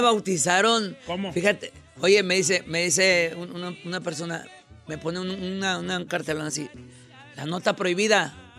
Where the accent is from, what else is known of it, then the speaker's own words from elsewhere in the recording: Concordia, Sinaloa, Mexico; Yo soy de Concordia, Sinaloa, un pueblo